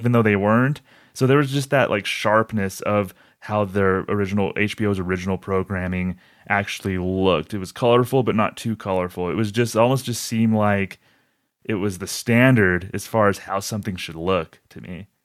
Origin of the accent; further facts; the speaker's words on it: Albuquerque, New Mexico, United States; I'm from Albuquerque